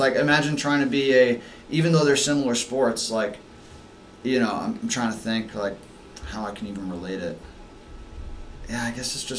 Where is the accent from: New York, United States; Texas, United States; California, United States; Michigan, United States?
New York, United States; New York City; born or raised there; moved away as an adult; also born or lived in New Hampshire; now in Rhode Island, United States